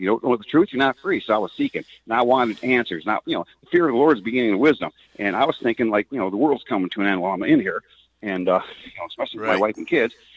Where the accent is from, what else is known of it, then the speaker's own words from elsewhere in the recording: Detroit, Michigan, United States; I grew up in Detroit